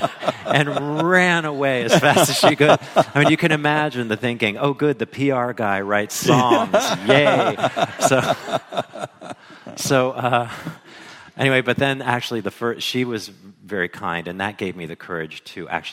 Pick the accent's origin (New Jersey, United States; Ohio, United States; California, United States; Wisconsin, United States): Ohio, United States; I grew up in Ohio